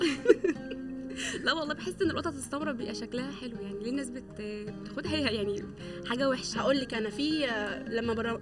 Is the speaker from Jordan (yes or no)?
no; Egypt; احنا اصلا كمصريين وكعالم عربي